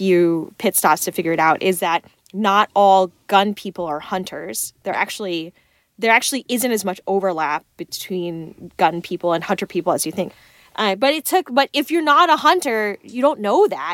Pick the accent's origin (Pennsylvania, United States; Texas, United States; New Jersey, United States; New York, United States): Texas, United States; I'm from Texas